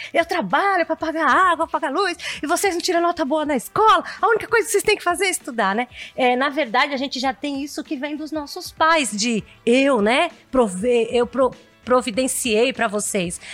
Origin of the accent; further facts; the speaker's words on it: São Paulo, Brazil; eu sou do Itaim Paulista, é um lugar humilde, eu não sou do Itaim Bibi não